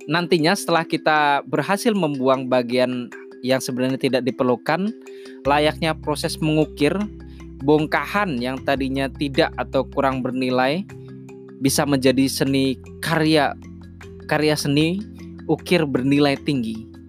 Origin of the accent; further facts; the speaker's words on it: Jepara, Central Java, Indonesia; born there; now in Jakarta, Indonesia; bercerita mengenai pembelajaran pengembangan diri yang berasal dari tempat kelahiran saya, yakni Jepara. Awal saya merantau ke Jakarta beberapa tahun lalu, kalau nggak salah di 2012 atau 2013